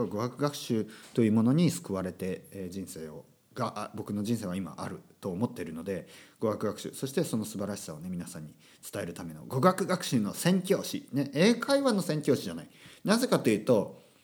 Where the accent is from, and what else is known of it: Oita, Japan; born or raised there; first language Japanese; moved away